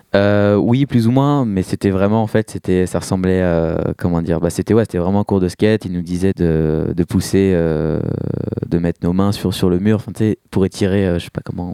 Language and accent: French; Rambouillet, Île-de-France, France; moved away as an adult; now in Paris, France; moi, je, viens de Rambouillet à la base, j'ai grandi euh, là-bas